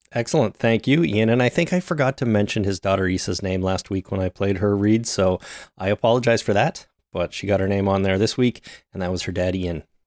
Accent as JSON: {"language": "English", "country": "Canada"}